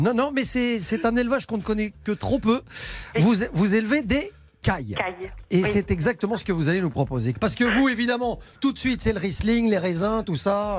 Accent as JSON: {"language": "French", "country": "Belgium", "said": "moi je suis belge d'origine"}